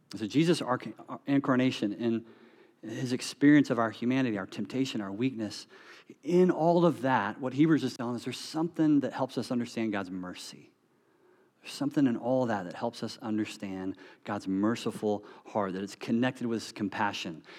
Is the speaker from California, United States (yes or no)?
no; North Carolina, United States; moved away; I'm from North Carolina